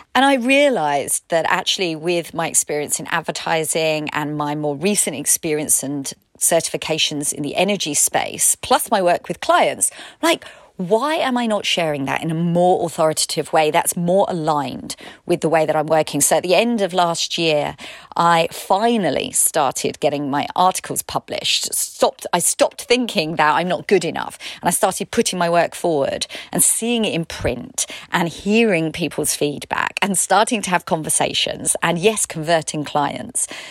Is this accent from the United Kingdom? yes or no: yes; United Kingdom; I'm British